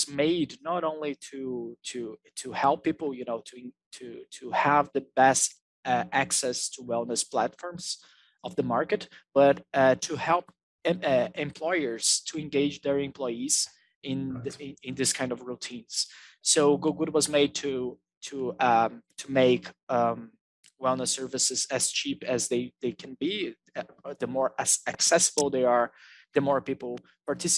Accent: Brazil; I'm from Brazil.

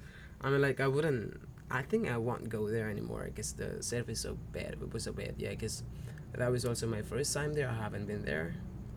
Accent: Flores, East Nusa Tenggara, Indonesia; moved away as an adult; now in Nusa Penida, Indonesia; I am originally from Flores. It's on the east side of Indonesia, but now I am here for 2.5 years, I think, and I'm working in this island.

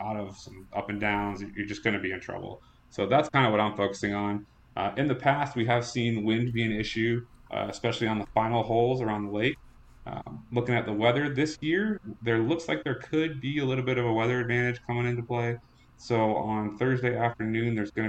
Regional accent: TPC River Highlands area, Connecticut, United States; this is my hometown. I grew up about 10 minutes away from here

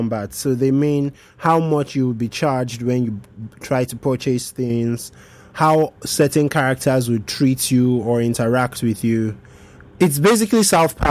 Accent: Nigeria; I'm speaking just as a Nigerian now.

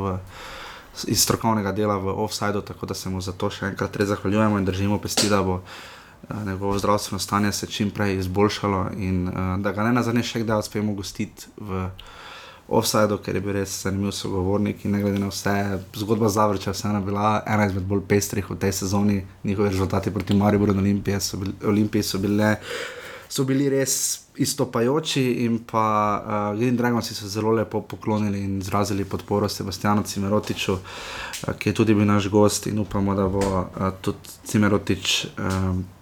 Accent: Maribor, Slovenia; smo Mariborčani

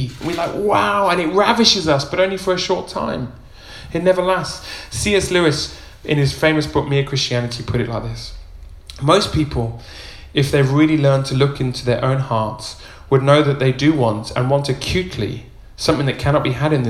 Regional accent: Uganda; I was raised in Uganda, and now I can see how evil the world was. It was Idi Amin time. My parents were missionary doctors out in rural Uganda

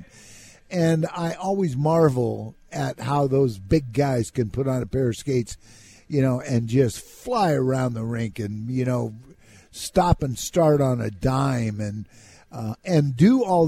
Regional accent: California, United States; moved away; also born or lived in Minnesota; growing up in California

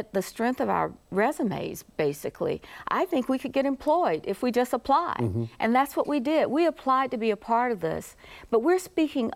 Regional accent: Columbia, South Carolina, United States; now in Charlotte, United States; I grew up in Columbia

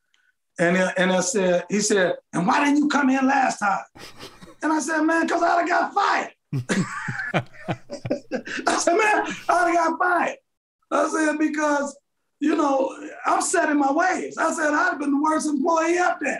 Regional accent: Cleveland, Ohio, United States; I'm from Cleveland. I live in Cleveland.

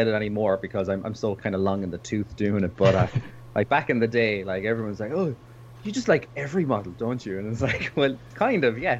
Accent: Ireland; I'm from Ireland

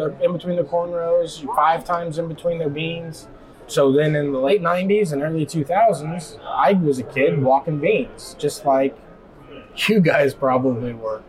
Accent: Golden, Illinois, United States; I'm from Golden, Illinois, which is up by Quincy, west central side of the state. I farm with my dad

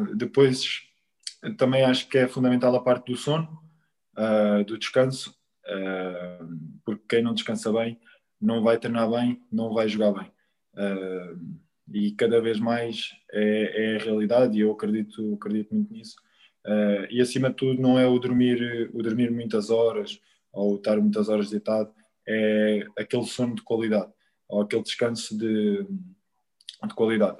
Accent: Quarteira, Algarve, Portugal; moved away; no Quarteirense, um clube do Algarve, da terra onde, onde, eu, onde eu cresci

